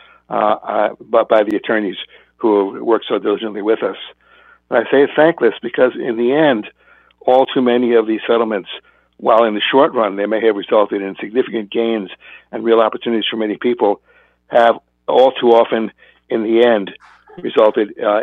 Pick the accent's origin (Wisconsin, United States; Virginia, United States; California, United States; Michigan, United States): California, United States; I'm from California